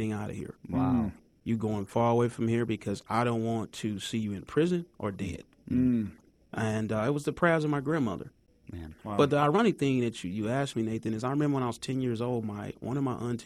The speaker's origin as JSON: {"language": "English", "town": "Shreveport", "region": "Louisiana", "country": "United States", "tie": "born or raised there", "also_born_or_lived": "Tacoma, Washington", "moved": "yes", "said": "I grew up in Louisiana, Shreveport"}